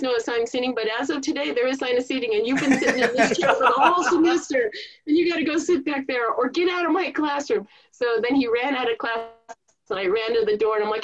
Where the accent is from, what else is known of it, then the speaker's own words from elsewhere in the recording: Thousand Oaks, California, United States; I'm from Thousand Oaks. Everybody has a gun.